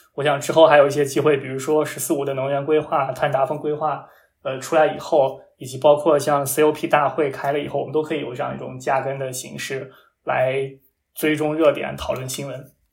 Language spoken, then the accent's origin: Chinese; Shanxi, China; 我非常关心我家乡山西的发展